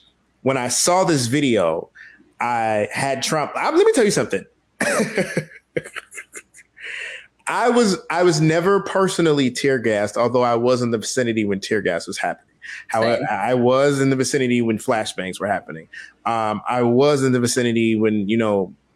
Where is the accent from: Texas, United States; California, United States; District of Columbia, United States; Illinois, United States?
District of Columbia, United States; Washington; I am from South and Northeast DC.